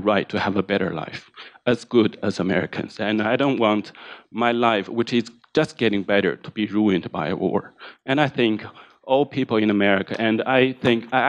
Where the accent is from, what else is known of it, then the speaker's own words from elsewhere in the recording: China; English is a second language; I'm from China, and I'm a short-term visitor here